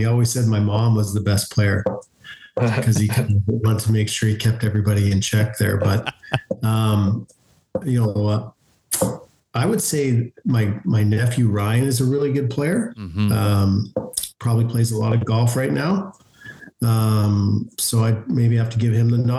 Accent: Canada

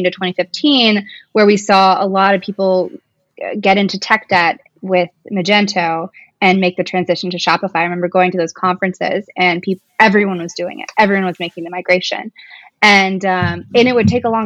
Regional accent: Kentucky, United States; moved away as an adult; also born or lived in New York City; I went from building websites in college to moving to New York City. I was from Kentucky

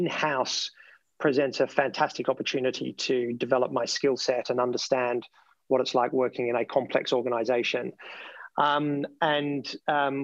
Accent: Melbourne, Victoria, Australia; accent: Australian; now in United Kingdom; the tip of the peninsula just outside of Melbourne, which is where I came from and where my family still is.

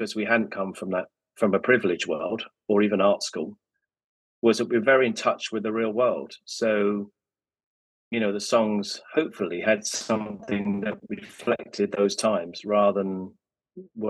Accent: Luton, East of England, United Kingdom; I grew up in Luton on the Farleyhill estate

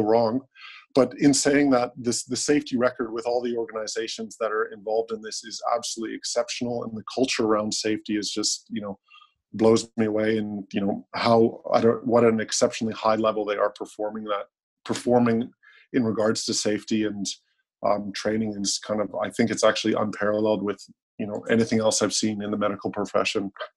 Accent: Canada; now in Australia; I guess I'm a Canadian who's living in Australia

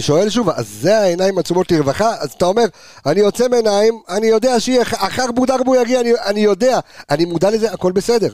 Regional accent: Jerusalem, Jerusalem District, Israel; moved away; אני ירושלמי במקור

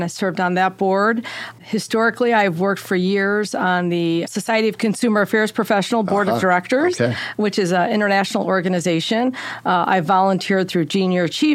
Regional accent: Chicago, Illinois, United States; now in Indiana, United States; Grew up in Chicago, born and raised in Chicago.

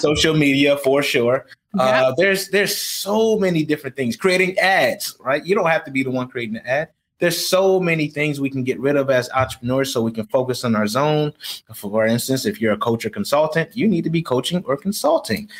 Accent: Rochester, New York, United States; now in Houston, United States; I grew up in Rochester, New York, as I stated, uh, in uh, in poverty

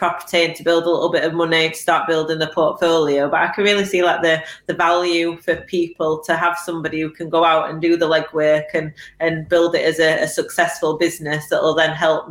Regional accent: Sheffield, Yorkshire and the Humber, United Kingdom; now in Rotherham, United Kingdom; I'm from Sheffield. I live in Rotherham and I source in Barnsley.

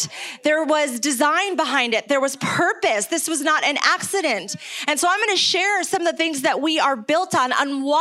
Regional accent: Cuenca, Azuay, Ecuador; moved away; also born or lived in New York; I am originally from New York, but I grew up in Ecuador

